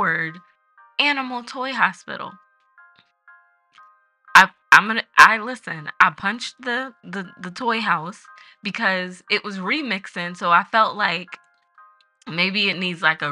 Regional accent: Philadelphia, Pennsylvania, United States; That's my hometown

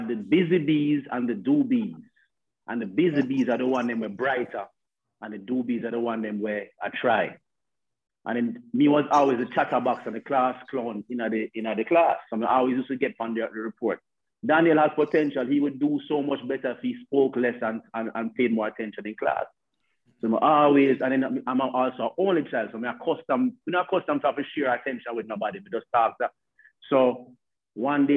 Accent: Kingston, Jamaica; I grew up in the Mountain View area, a community called Mountain Terrace.

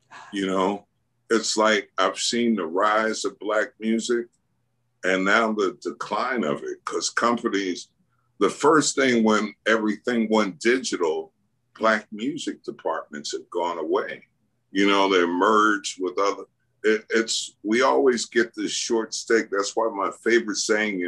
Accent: New York City, New York, United States; I grew up in Queens and Jamaica, New York

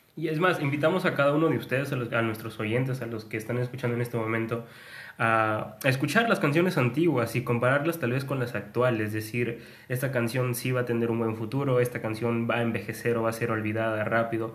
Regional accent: Peru; somos de Perú

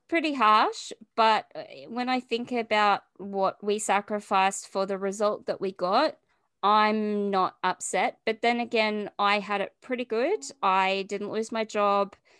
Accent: Australia; also born or lived in Melbourne, Victoria; I'm from Australia and I live in Melbourne

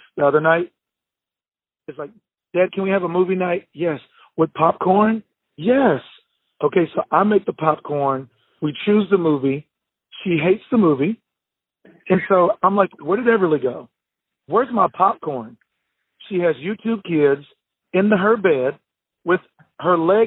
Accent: Bangs, Texas, United States; I grew up in Bangs, Texas, small town of 1,100 people, and it's central Texas.

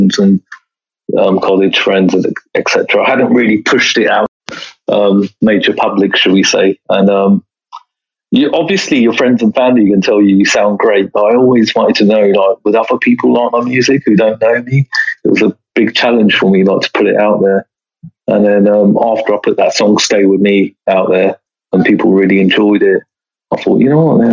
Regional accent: Bedford, East of England, United Kingdom; my hometown of Bedford

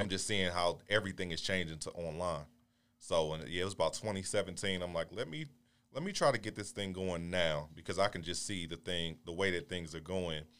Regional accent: Baltimore, Maryland, United States; moved away as an adult; now in Houston, United States; originally from Baltimore, Maryland

